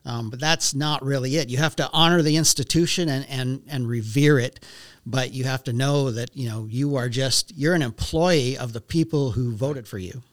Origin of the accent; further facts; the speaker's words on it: Velva, North Dakota, United States; also born or lived in Minot, North Dakota; I grew up in Velva.